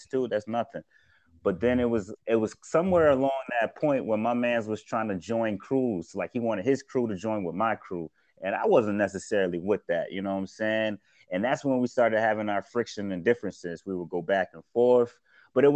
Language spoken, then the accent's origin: English; Syracuse, New York, United States; also born or lived in Atlanta, Georgia; I was born actually in Atlanta, and then I moved to Syracuse. And then when I moved to Syracuse, it was on the west side of Syracuse